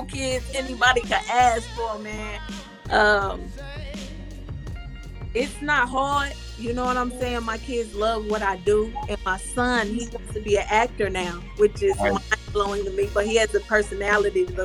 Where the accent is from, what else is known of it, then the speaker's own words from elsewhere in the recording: Texas, United States; also born or lived in Hawaii; I was born in Hawaii and we moved to Texas